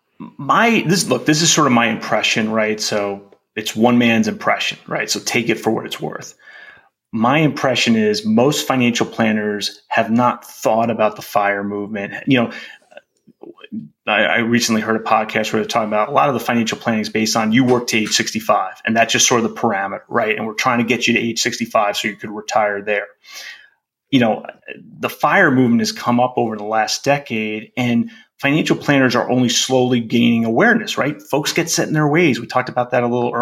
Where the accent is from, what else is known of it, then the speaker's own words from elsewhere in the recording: East Coast, United States; moved away as an adult; I grew up on the East Coast and lived on the East Coast most of my life. Moved out here